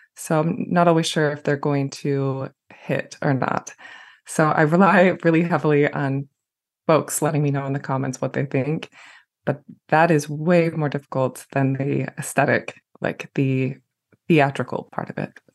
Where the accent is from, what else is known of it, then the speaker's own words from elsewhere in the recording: Jackson, Michigan, United States; my hometown of Jackson